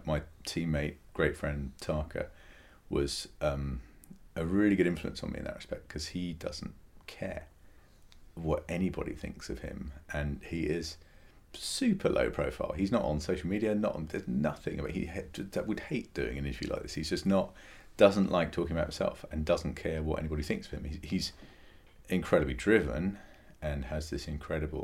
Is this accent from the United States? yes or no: no; England, United Kingdom; I was born in England